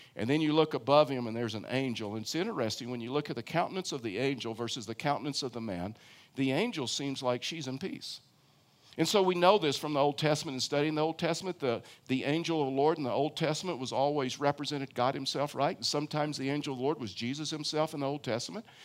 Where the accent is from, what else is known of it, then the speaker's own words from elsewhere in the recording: Houston, Texas, United States; moved away as an adult; now in Colorado, United States; I grew up in Houston, Texas